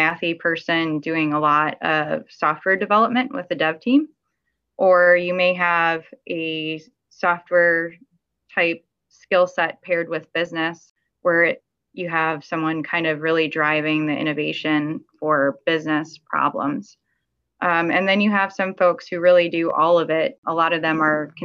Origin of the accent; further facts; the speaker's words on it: Miami, Florida, United States; also born or lived in California; I'm from Miami where it's a lot warmer